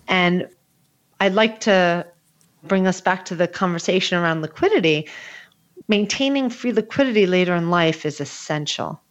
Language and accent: English; New Jersey, United States; Again, I'm from New Jersey.